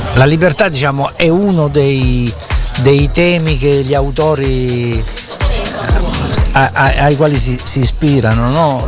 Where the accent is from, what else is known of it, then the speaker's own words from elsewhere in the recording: Taranto, Apulia, Italy; Taranto, la mia città, e, essendo io salentino